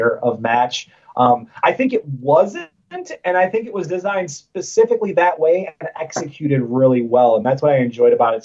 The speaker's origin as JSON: {"language": "English", "town": "Detroit", "region": "Michigan", "country": "United States", "tie": "born or raised there"}